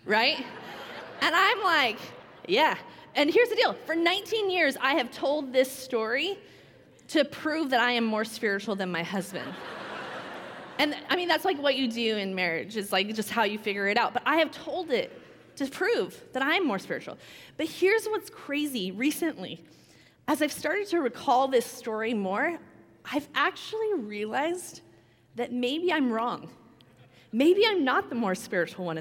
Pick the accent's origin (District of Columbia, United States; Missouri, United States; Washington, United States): Washington, United States; also born or lived in California; we grew up in Washington, got married here